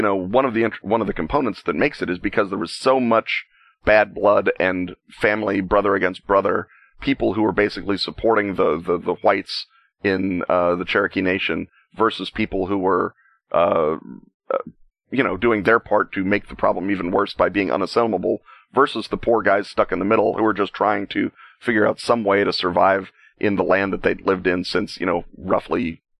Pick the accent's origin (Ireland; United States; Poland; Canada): Ireland; given, you know, that I'm an Irishman and Irish will literally write a agonized ballad about losing a fist fight in the bar last week, much less everything the hated British have done to us since the time of Strongbow.